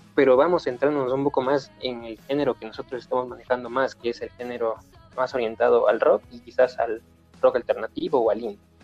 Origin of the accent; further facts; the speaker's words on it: Ecuador; nosotros eh, somos ecuatorianos